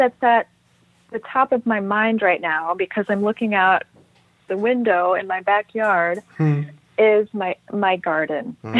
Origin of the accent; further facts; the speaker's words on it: Trinidad & Tobago; I grew up in Tobago and Trinidad.